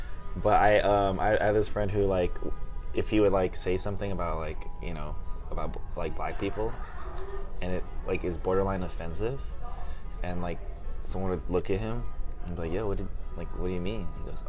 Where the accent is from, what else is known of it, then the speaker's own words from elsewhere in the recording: Philippines; I'm Filipino, Anne's Filipino